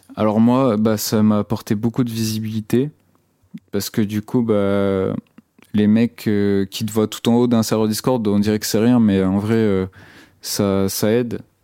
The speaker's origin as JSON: {"language": "French", "region": "Brittany", "country": "France", "lives_now": "Rennes, France", "said": "j'étais souvent au studio aussi dans mon bled, qui c'est un bled euh, en Bretagne"}